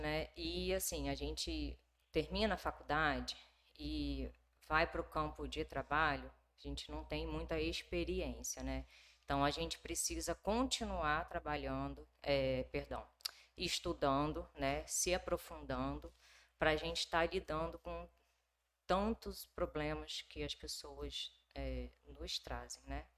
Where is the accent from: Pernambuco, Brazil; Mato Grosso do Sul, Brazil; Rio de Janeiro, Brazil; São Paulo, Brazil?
Rio de Janeiro, Brazil; moved away as an adult; also born or lived in Minas Gerais; now in Nova Venécia, Brazil; eu sou do Rio de Janeiro uhum. e vim a Nova Venécia a trabalho